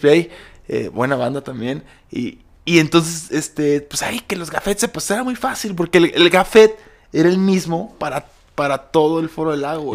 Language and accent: Spanish; Aguascalientes, Mexico; es mi tierra